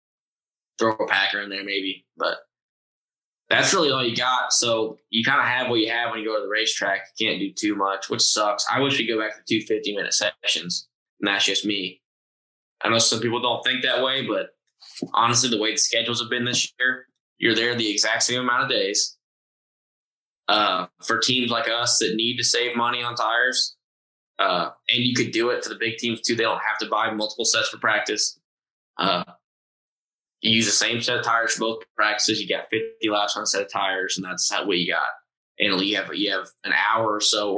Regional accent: Austin, Texas, United States; Austin just because it's my hometown and I know where stuff is

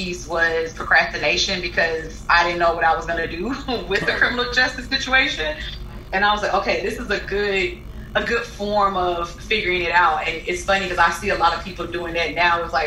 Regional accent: Huntsville, Alabama, United States; moved away; also born or lived in Los Angeles; I'm from Huntsville, which is about a two-hour drive from Tuscaloosa

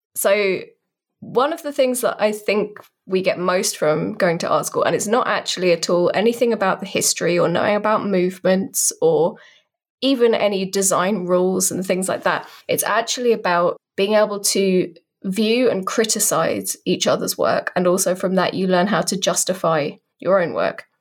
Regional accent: United Kingdom; I'm a British person, in case you couldn't tell by the accent

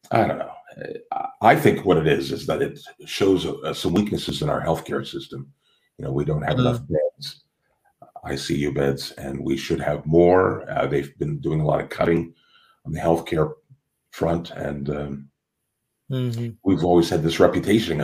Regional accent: Toronto, Ontario, Canada; in Canada, which is where I'm from, you know, I'm from Toronto, Canada

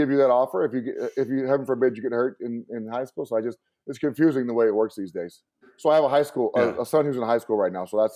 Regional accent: Lovington, New Mexico, United States; moved away as an adult; also born or lived in Washington; my hometown of Lovington

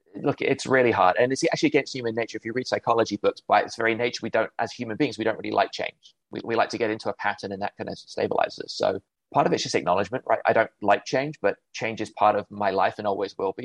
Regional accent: United Kingdom; accent: English; moved away as an adult; also born or lived in Cleveland, Ohio; now in Chicago, United States; Grew up in the UK, hence my accent

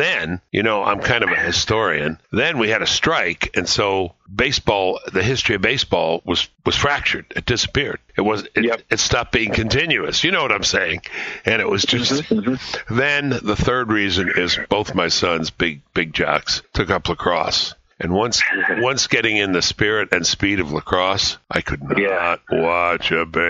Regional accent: New York City, New York, United States; I grew up in Brooklyn

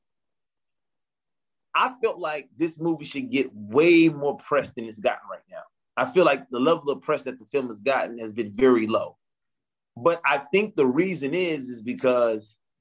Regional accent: Memphis, Tennessee, United States; moved away; growing up in Memphis, Tennessee, I wanted to be an entrepreneur and I wanted to be in hip hop

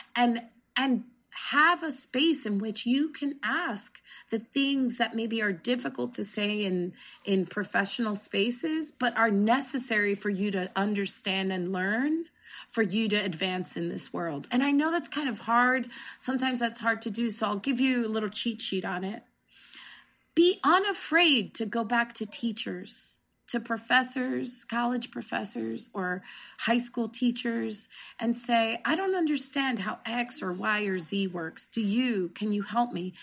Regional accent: New Jersey, United States; I grew up in New Jersey

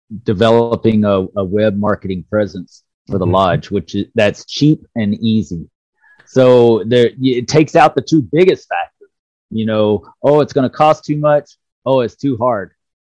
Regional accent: Dallas, Texas, United States; I grew up in Dallas

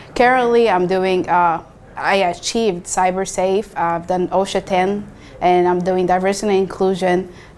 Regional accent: Saudi Arabia; moved away as an adult; now in San Antonio, United States; Moved to Texas, San Antonio in 2018. I'm originally from Saudi Arabia. And I'm a military spouse as well

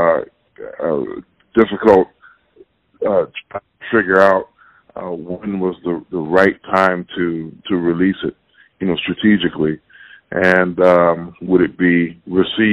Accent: Chicago, Illinois, United States; Born and raised in Chicago, Illinois

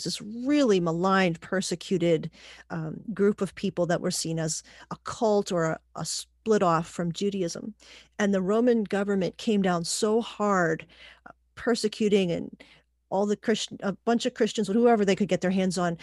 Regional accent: Pittsburgh, Pennsylvania, United States; also born or lived in Puerto Rico; I was born in Puerto Rico and raised in Pittsburgh mostly

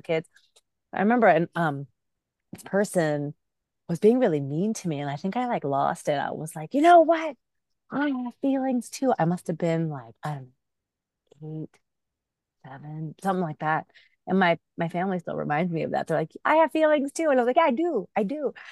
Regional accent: Bay Area, California, United States; English is a second language; also born or lived in Pakistan; I was, um, raised in the Bay Area, but born in Pakistan

